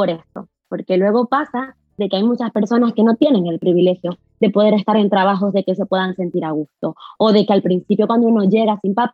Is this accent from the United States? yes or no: no; Venezuela; now in Spain; no soy de Venezuela porque me